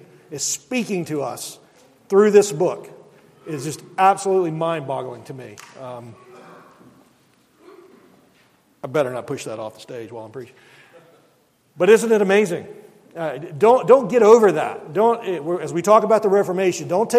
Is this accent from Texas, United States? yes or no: no; Mobile, Alabama, United States; moved away as an adult; growing up in Mobile